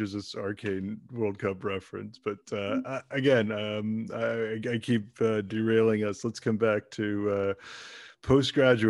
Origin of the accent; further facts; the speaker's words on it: Germany; moved away; I was born in Germany to parents of Indian origin